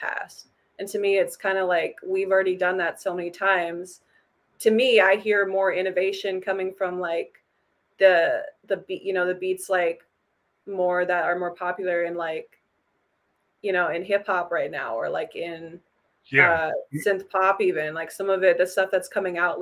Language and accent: English; Minneapolis, Minnesota, United States; I'm like from Minneapolis